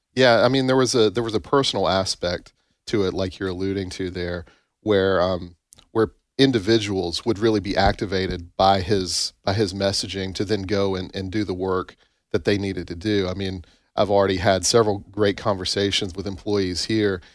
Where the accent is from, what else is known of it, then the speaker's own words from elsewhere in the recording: Tupelo, Mississippi, United States; I grew up in Tupelo